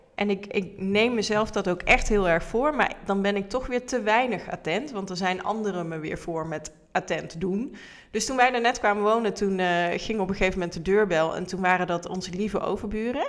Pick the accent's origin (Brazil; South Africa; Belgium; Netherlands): Netherlands; accent: zachte G; also born or lived in Tilburg; misschien heb je het al gehoord aan mijn tongval, een beetje zachte G.